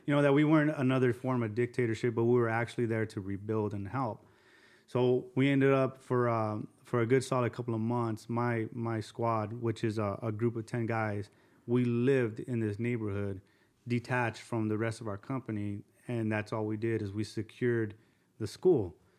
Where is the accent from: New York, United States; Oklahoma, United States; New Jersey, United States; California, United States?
California, United States; Azusa; also born or lived in Covina, California; I grew up in Azusa, um, Azusa and then Covina